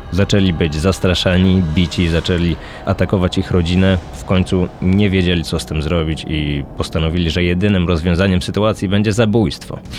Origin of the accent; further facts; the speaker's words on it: Poznań, Greater Poland, Poland; pochodzę z Poznania